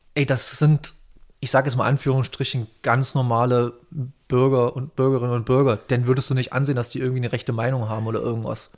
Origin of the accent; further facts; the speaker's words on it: Bautzen, Saxony, Germany; Ich komme ja aus Bautzen, falls ihr das was sagt, in der Nähe von Dresden.